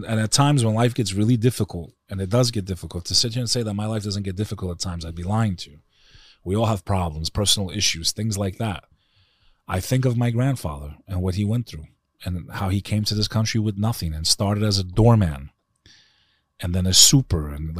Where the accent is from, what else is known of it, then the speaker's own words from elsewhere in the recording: United States; born there; like I said, my family, us, we were all anti-communist fighters. That's why I was born in America.